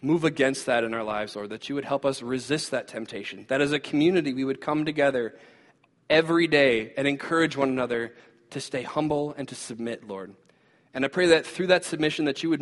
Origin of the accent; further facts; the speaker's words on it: United States; as American Christians